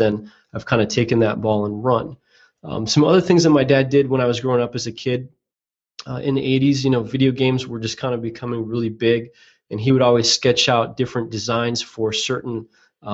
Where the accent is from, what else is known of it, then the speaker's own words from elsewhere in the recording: Chicago, Illinois, United States; I'm from Chicago